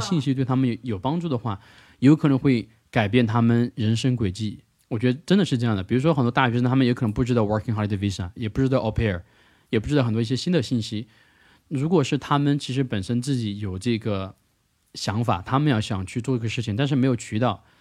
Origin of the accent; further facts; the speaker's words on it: China; first language Mandarin; 我是从中国来的嘛